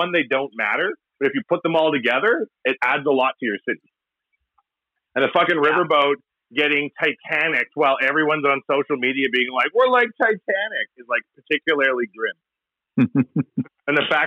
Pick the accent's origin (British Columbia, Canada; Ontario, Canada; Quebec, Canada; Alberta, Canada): Alberta, Canada; Edmonton; we're from Edmonton